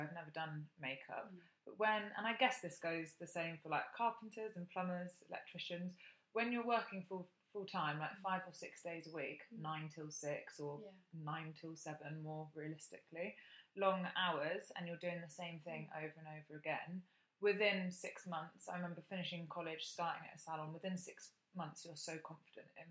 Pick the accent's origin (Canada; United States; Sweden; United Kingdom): United Kingdom; Bath, South West England; when I was growing up in Bath